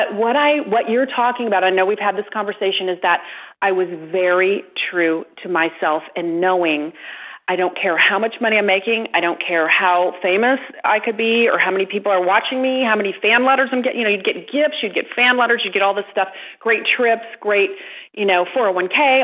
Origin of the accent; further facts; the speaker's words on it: Midwest, United States; I'm from the Midwest. I was raised with that good work ethic